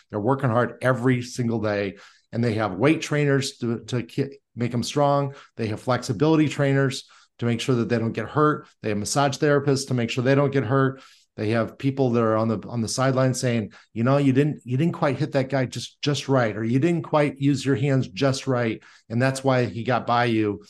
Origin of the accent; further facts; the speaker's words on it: Indiana, United States; I was born and raised in Indiana